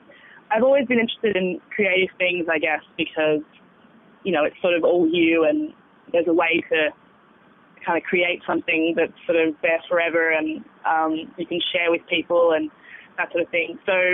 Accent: Sydney, New South Wales, Australia; born there; now in Bathurst, Australia; I was born in Sydney and we sort of moved around a bit.

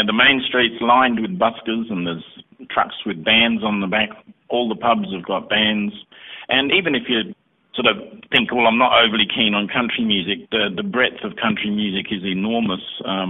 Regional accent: Adelaide, South Australia, Australia; now in Canberra, Australia; In fact, Michael and I came from Adelaide to Canberra probably quite some time ago, over 20 years ago.

